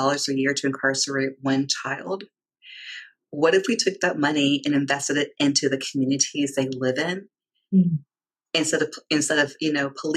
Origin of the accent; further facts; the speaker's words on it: D.C., Virginia, United States; I grew up in the South. I grew up in Virginia, outside of Washington, D.C.